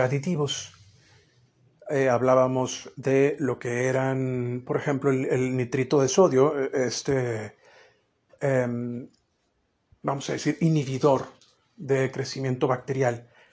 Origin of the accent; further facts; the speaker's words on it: Mexico; como mexicano